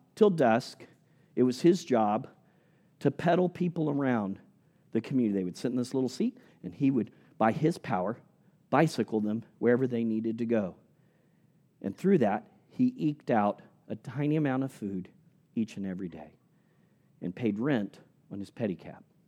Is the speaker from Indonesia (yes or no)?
yes; Indonesia; moved away; As a little boy growing up in Indonesia